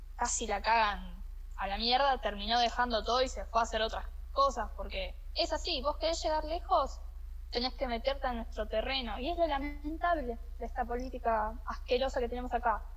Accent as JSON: {"language": "Spanish", "country": "Argentina", "said": "somos los argentinos"}